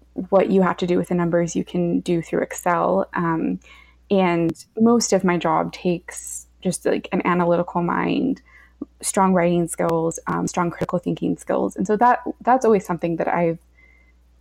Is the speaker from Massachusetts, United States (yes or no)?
no; California, United States; moved away as an adult; also born or lived in North Carolina; I'm from California originally